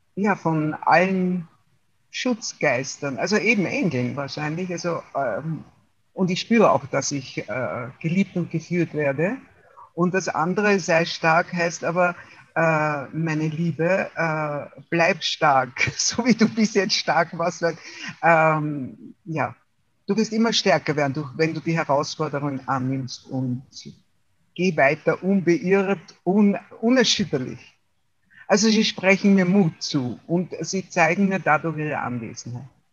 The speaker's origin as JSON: {"language": "German", "area": "Waldviertel", "region": "Lower Austria", "country": "Austria", "tie": "born or raised there", "moved": "yes", "lives_now": "Wienerwald, Austria", "said": "bin aufgewachsen im Waldviertel in Österreich, im Norden, und lebe seit 42 Jahren im Wiener Wald."}